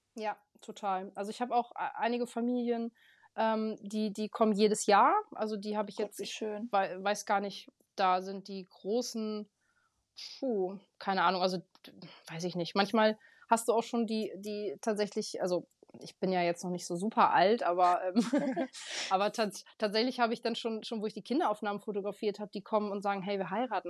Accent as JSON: {"language": "German", "town": "Aurich", "region": "Lower Saxony", "country": "Germany", "said": "ich komme aus Aurich, fotografiere hier Hochzeiten"}